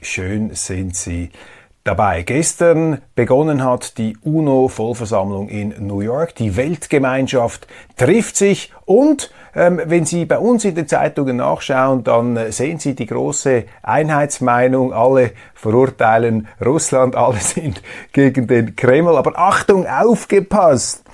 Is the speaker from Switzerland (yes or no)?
yes; Switzerland